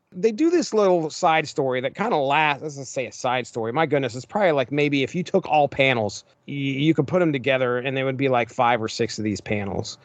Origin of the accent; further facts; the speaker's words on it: Appalachia, United States; I am from Appalachia.